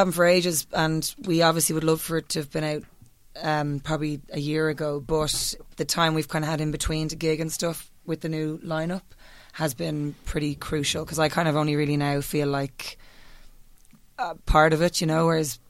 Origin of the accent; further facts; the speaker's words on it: Ireland; And I was like, Ireland.